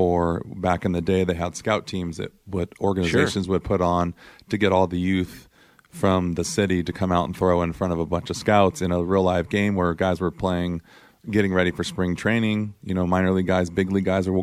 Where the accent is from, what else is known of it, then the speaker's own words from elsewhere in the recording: Diamond Bar, California, United States; where I grew up in Diamond Bar